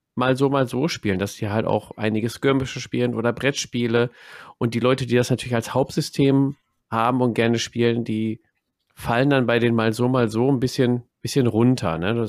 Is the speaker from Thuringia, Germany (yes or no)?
no; Ruhr area, North Rhine-Westphalia, Germany; bei uns im Pott